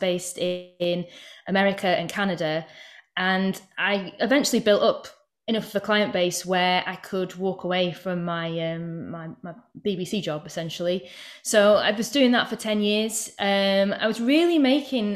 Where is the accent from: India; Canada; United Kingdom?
United Kingdom; Yorkshire and the Humber; also born or lived in Manchester; now in North West England, United Kingdom; So I'm from East Yorkshire originally, and it's very arable around there.